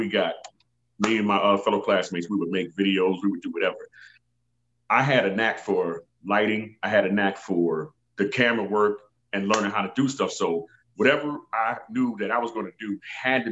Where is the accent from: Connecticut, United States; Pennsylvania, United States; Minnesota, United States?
Pennsylvania, United States; Philadelphia; moved away; I'm from Philly originally